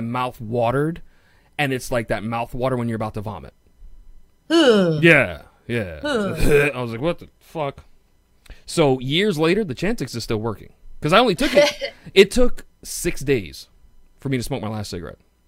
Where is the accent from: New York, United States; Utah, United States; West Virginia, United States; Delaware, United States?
New York, United States; New York City; accent: Queens; my Queens accent